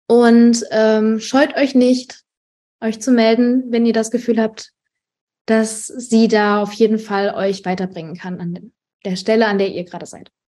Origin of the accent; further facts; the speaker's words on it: Germany; ähm, also ich, ich persönlich bin geboren und aufgewachsen in Deutschland.